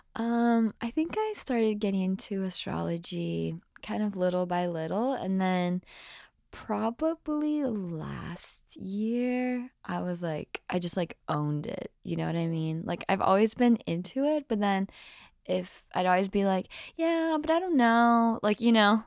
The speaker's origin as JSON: {"language": "English", "country": "Brazil", "tie": "born or raised there", "moved": "yes", "said": "I grew up in Brazil, so I definitely have some songs that are in Portuguese"}